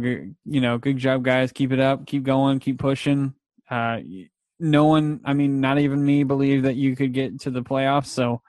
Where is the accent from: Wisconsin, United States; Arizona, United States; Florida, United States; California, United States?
California, United States; Fresno; you and I, we're from the Fresno area.